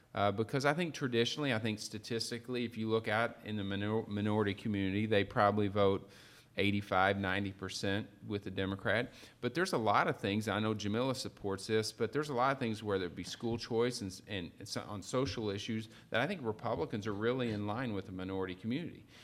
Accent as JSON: {"language": "English", "town": "Perryville", "region": "Missouri", "country": "United States", "said": "I'm from Perryville, Missouri"}